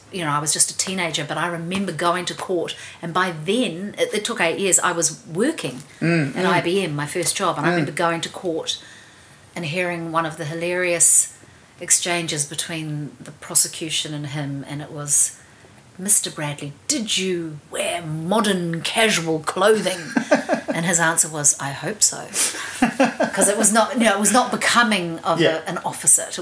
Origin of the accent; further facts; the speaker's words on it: Auckland, New Zealand; when I grew up in Devonport.